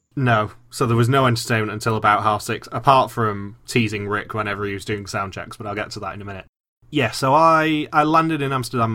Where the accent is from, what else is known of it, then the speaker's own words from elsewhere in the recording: England, United Kingdom; I'm English.